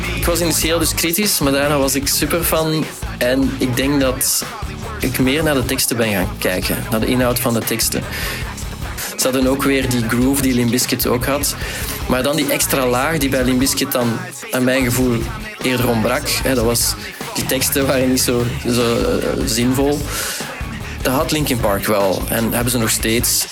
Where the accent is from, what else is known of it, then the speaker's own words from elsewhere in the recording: Tienen, Flanders, Belgium; We zijn ook opgegroeid in Tien.